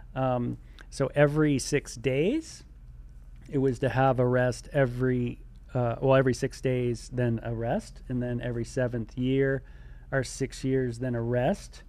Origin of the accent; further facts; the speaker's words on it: California, United States; I'm from California